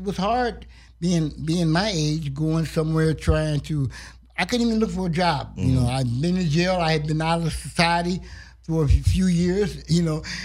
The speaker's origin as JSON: {"language": "English", "region": "Ohio", "country": "United States", "moved": "yes", "lives_now": "Los Angeles, United States", "said": "I'm from Ohio. Originally."}